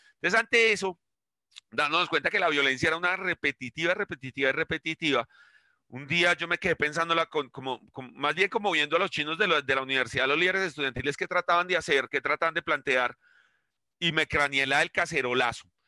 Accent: Bogotá, Colombia; vengo del Quiroga, que está al lado del Restrepo, eh, entonces soy de un barrio de zapateros

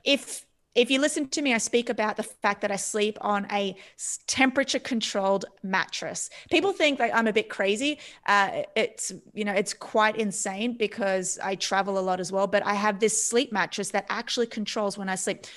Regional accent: Australia; moved away; I come from Australia. My parents are from Cyprus

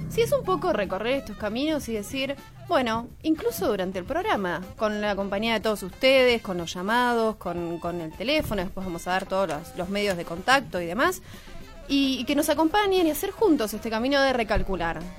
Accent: Bahía Blanca, Buenos Aires Province, Argentina; now in Buenos Aires, Argentina; Mi momento de recalcular en la vida fue cuando decidí quedarme acá en Buenos Aires. Soy de Bahía Blanca, vine por dos años y hace ocho años que estoy viviendo acá.

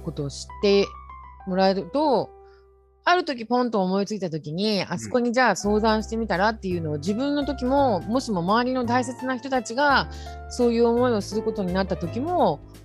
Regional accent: Yokohama, Kanagawa, Japan; also born or lived in Fujisawa, Kanagawa; 私はですね、横浜出身で、今現在神奈川県藤沢湘南の地域で

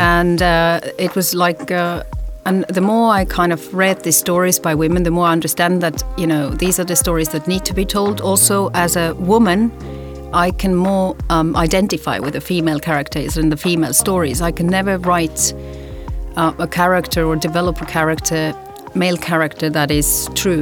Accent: Tallinn, Harju County, Estonia; moved away; I was born here in Estonia, Tallinn.

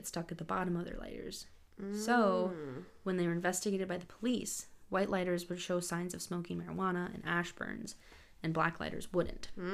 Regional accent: United States; I'm so American

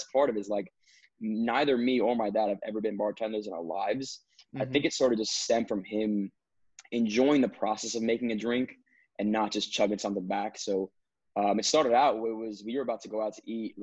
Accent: New Jersey, United States; I'm from North Jersey. Yeah, so when you guys mentioned you go to FDU, I literally live 25 minutes away, Passaic County.

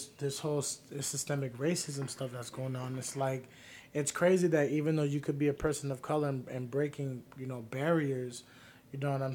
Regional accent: Tampa, Florida, United States; moved away; also born or lived in Orlando; I was raised in Tampa, right? And where I'm from in Tampa, it's pretty bad.

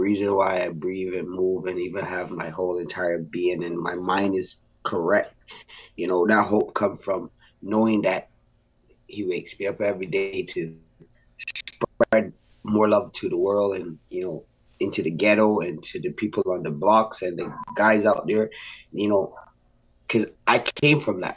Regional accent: Barbados; I grew up in Barbados

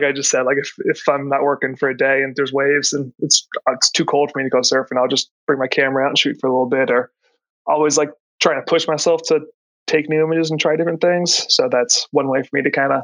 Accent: Florida, United States; moved away as an adult; also born or lived in Brooklyn, New York; now in New York, United States; I grew up in Florida

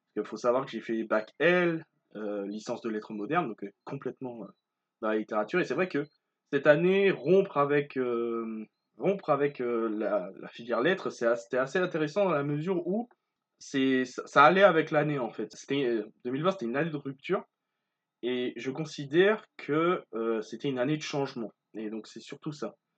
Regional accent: Martinique; je suis originaire de Martinique

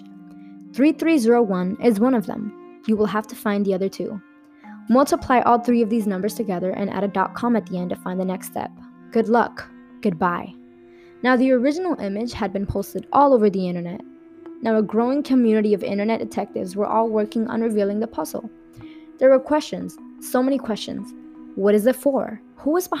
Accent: Miami, Florida, United States; I'm from Miami

